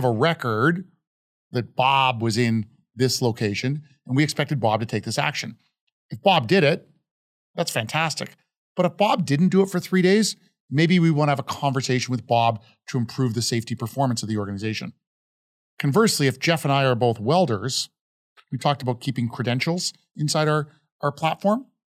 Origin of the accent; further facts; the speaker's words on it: Calgary, Alberta, Canada; now in United States; So certainly we grew up in Calgary, right?